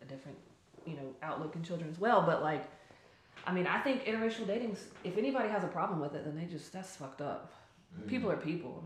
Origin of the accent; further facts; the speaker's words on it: Charlotte, North Carolina, United States; I am from Charlotte. I'm born and raised here